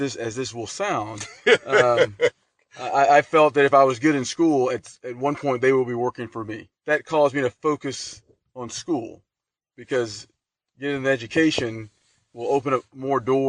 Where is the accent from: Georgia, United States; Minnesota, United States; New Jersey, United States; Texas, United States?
Texas, United States; Lufkin; moved away as an adult; I grew up in Lufkin, Texas, small town in East Texas, north of Houston, approximately 35,000 people